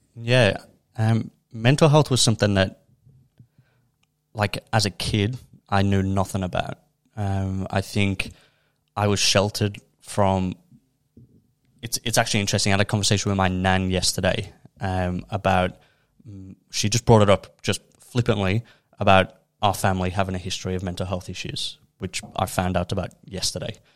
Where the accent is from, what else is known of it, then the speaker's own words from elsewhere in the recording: Liverpool, North West England, United Kingdom; now in Melbourne, Australia; where I'm from, I'm from Liverpool in the U K